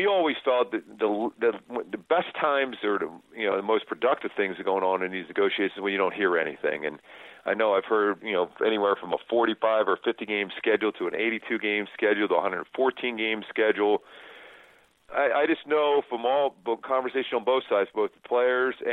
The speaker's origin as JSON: {"language": "English", "town": "Philadelphia", "region": "Pennsylvania", "country": "United States", "tie": "born or raised there", "moved": "yes", "said": "growing up in Philly"}